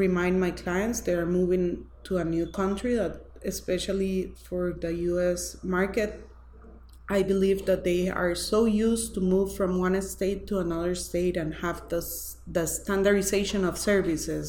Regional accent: Costa Rica; I'm from Costa Rica

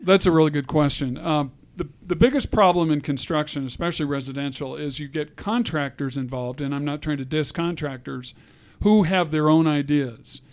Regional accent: Colorado, United States; I'm a Colorado native, which is unusual

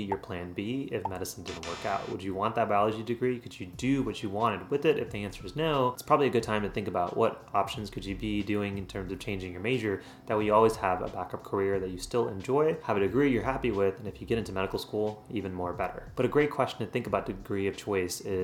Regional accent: Central Texas, United States; also born or lived in India; I was born in India, but I came here when I was 4 years old. And since then, I've done all my training throughout the US system. So that includes high school, college, and medical school. And now all of those have been within Central Texas

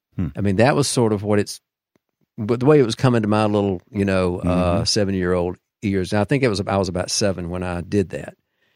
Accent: Deep South, United States; I'm a product of the Deep South, so, you know, like many from there. I was raised in the Southern Baptist Church, and my mother was a churchgoer.

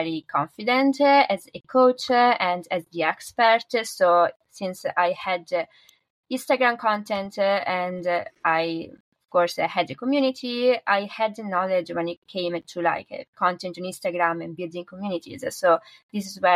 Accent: northern Italy, Italy; So I'm from Italy and I'm from the north of Italy

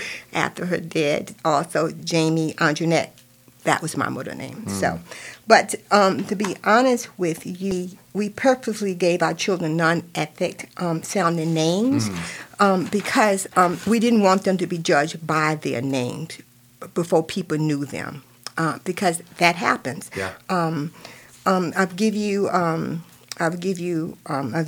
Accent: Virginia, United States; moved away as an adult; also born or lived in Michigan; now in Lake County, United States; I grew up in Virginia

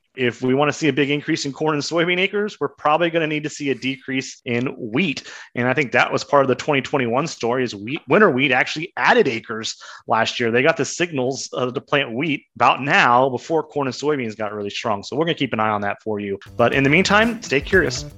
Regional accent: Kansas, United States; When I was growing up in Kansas

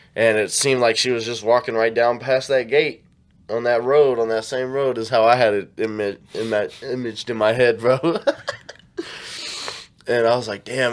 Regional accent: Kansas City, United States

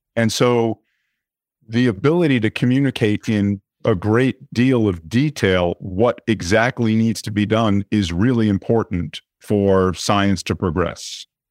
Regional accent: New York City, New York, United States; I was born in New York City, grew up on the Upper East Side.

